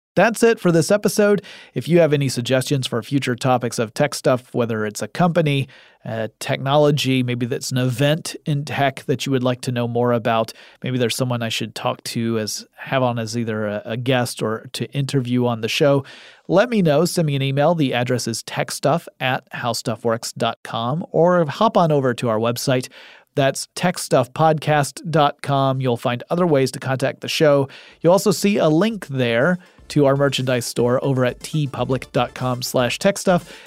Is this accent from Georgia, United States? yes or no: yes; Atlanta, Georgia, United States; my hometown of Atlanta